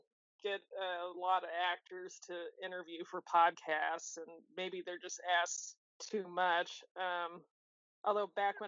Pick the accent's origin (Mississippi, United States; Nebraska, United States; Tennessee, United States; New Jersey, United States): Nebraska, United States; So we're from Nebraska, and that's like a 4-hour drive from our city.